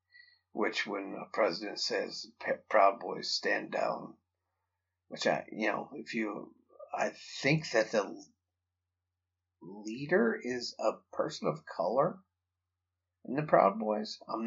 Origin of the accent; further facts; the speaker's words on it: Toledo, Ohio, United States; I'm from fucking Toledo. So don't. I was born and raised in Toledo, Ohio.